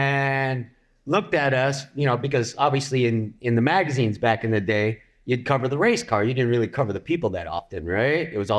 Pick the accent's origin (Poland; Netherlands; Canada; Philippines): Philippines; I am Filipino, but I got a German last name.